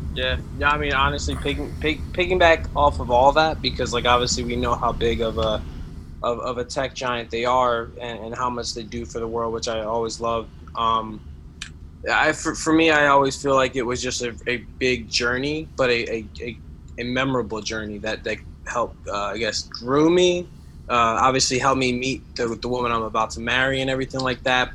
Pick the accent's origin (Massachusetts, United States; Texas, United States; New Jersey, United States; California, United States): New Jersey, United States; Carteret; I grew up in Carteret, um, more like North Jersey near like Jersey City, Elizabeth area